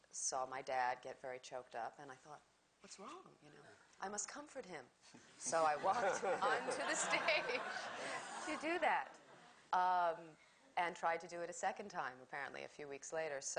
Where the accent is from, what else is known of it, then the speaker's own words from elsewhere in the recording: United States; I'm an American.